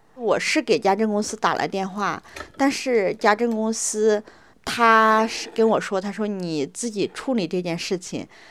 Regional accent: Sichuan, China; moved away as an adult; now in Beijing, China; 我是来自四川省

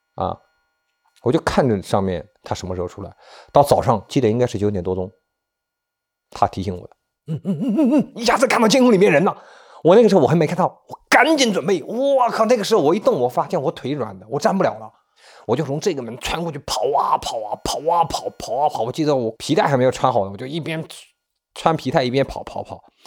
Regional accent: China; 我们内地人这个节日都不看得重

